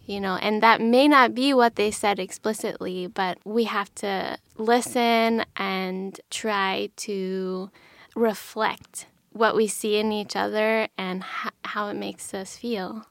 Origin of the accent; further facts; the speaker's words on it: Pennsylvania, United States; I grew up in Pennsylvania in a really small town. in the Rust Belt